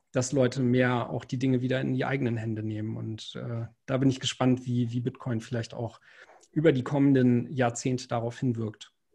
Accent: the North, Northern Germany, Germany; ich komme ja aus dem Norden

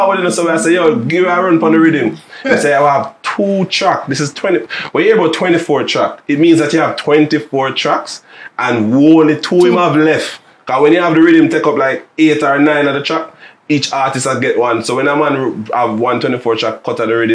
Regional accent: Jamaica; we have as Jamaican artists and the hip hop space

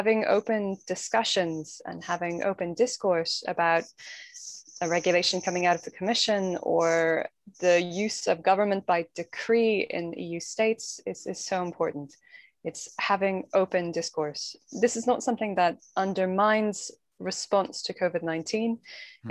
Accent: Ireland; being very Irish

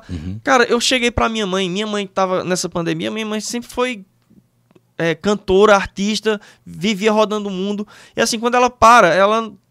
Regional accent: Northeast Region, Brazil; Cara, eu sou é, nordestino

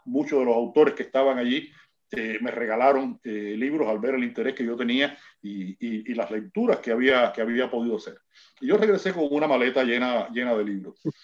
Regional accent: Cuba; como decimos nosotros aquí en Cuba

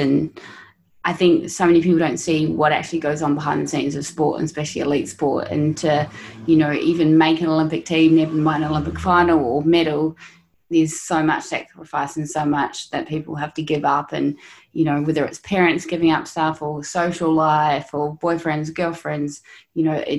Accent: Noosa, Queensland, Australia; the guy growing up in Noosa, a small town on the Sunshine Coast

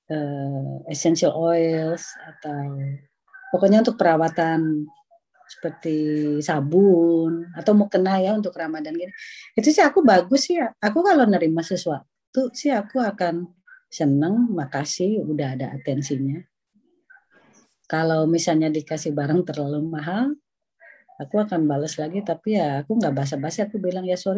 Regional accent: Indonesia; now in Netherlands; Aku yang baru datang dari Indonesia kan kejut-kejut tahun 95 ya.

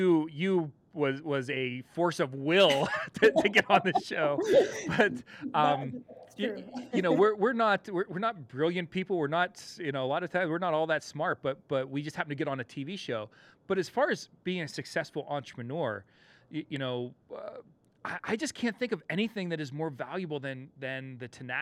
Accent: Pennsylvania, United States; Pennsylvania out to my home state here

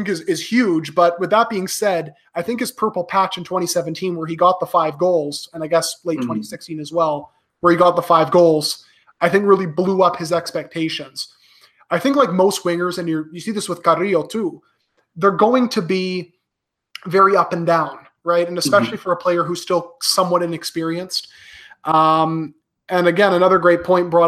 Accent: Canada; I'm Canadian born to a Peruvian immigrant

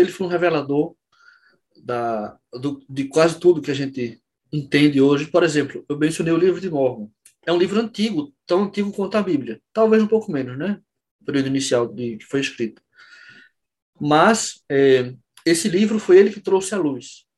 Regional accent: Olinda, Pernambuco, Brazil; sou de Olinda Pernambuco

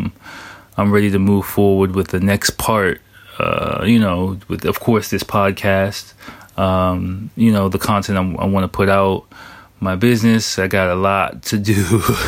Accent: Washington, District of Columbia, United States; moved away as an adult; now in Japan; I took my family to my hometown of Washington, D.C. to visit my family

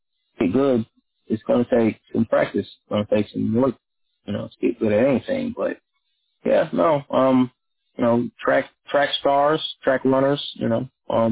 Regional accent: North Little Rock, Arkansas, United States; I grew up in North Little Rock, Arkansas

